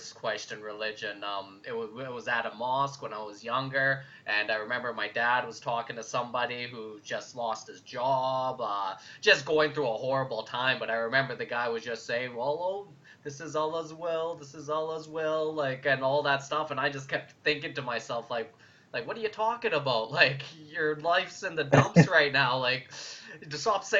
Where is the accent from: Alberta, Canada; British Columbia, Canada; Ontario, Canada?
Alberta, Canada; Calgary; I was born in Calgary, but yeah, my dad's Pakistani.